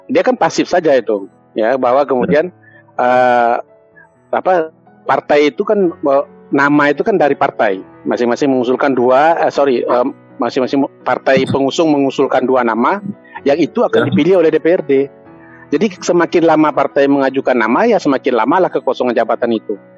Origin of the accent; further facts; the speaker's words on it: Surakarta, Central Java, Indonesia; makanya itu saya juga kaget dengan sebagai orang Solo